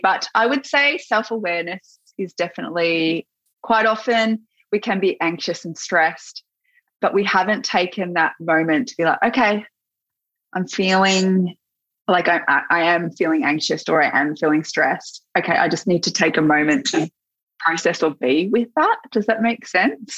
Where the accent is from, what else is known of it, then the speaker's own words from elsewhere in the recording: Gippsland, Victoria, Australia; moved away; I'm from Gippsland